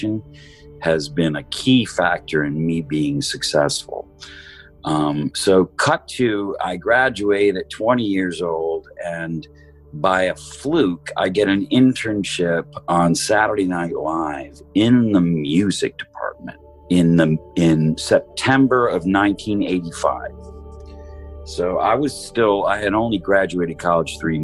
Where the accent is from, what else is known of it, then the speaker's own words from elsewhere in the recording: outside of Detroit, Michigan, United States; I was born in 1963 outside of Detroit. I grew up there in the 70s